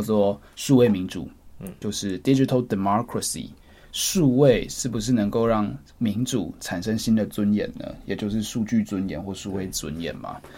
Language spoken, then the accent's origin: Chinese; Taiwan; 我们身为台湾人